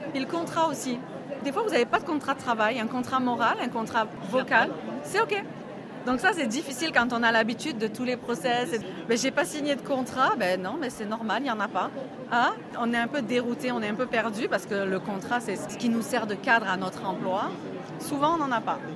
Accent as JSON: {"language": "French", "town": "Marseille", "region": "Provence-Alpes-Côte d'Azur", "country": "France", "tie": "born or raised there", "moved": "as an adult", "lives_now": "New Brunswick, Canada", "said": "Je suis originaire de Marseille, dans le sud de la France, et depuis presque sept ans maintenant, je vis au Nouveau-Brunswick"}